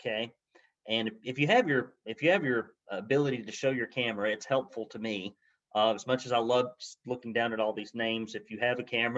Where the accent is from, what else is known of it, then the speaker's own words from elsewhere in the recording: Arab, Alabama, United States; I grew up in Arab, Alabama, you know, kind of dirt poor